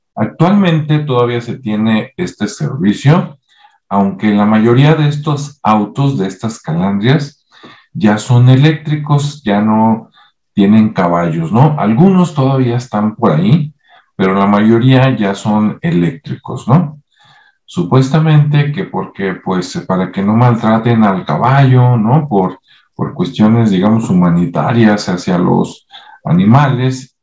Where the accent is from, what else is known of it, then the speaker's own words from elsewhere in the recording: Guadalajara, Jalisco, Mexico; en Guadalajara, Jalisco, por acá, donde yo nací